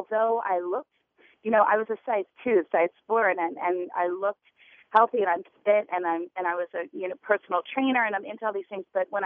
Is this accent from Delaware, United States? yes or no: yes; Wilmington, Delaware, United States; moved away as an adult; now in New York, United States; I grew up in Wilmington, Delaware